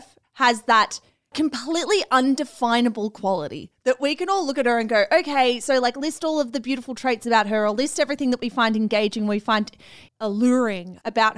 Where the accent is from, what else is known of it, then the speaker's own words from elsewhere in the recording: Australia; us being Australian